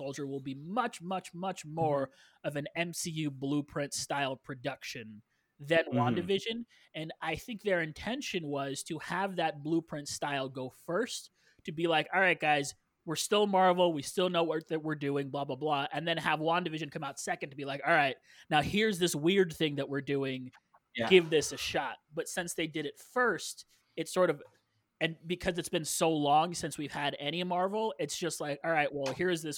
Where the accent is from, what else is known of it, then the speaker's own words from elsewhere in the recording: Canada; Well, I'm Canadian.